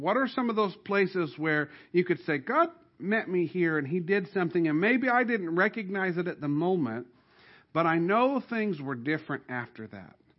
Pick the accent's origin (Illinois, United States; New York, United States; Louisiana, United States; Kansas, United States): Illinois, United States; Southern; where I grew up in Southern Illinois